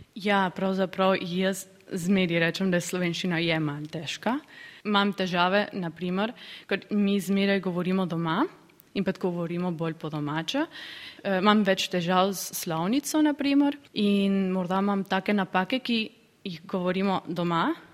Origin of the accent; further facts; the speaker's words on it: San Miguel de Tucumán, Tucumán, Argentina; prihajam iz Tukumana, Argentine